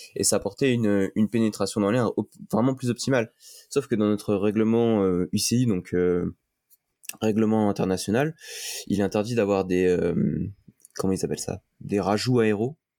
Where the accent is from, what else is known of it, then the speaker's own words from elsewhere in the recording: France; vu que je suis français